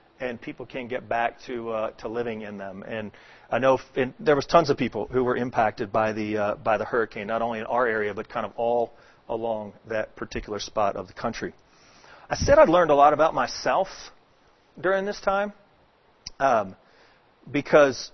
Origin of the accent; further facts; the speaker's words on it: Dallas, Texas, United States; also born or lived in Atlanta, Georgia; now in Houston, United States; I grew up in Texas, in Dallas, Texas.